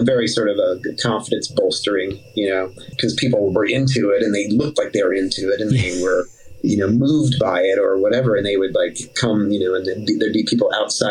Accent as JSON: {"language": "English", "region": "Midwest", "country": "United States", "also_born_or_lived": "Providence, Rhode Island", "moved": "as an adult", "said": "all three of us are from the Midwest"}